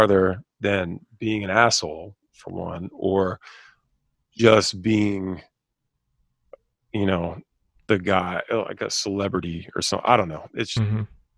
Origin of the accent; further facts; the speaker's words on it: Havre de Grace, Maryland, United States; I'm a dude from Havity Grace, Maryland